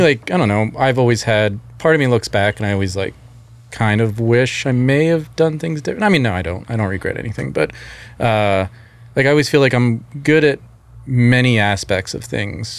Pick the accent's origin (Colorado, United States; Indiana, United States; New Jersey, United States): New Jersey, United States; outside Philadelphia; I grew up outside of Philly, actually New Jersey, technically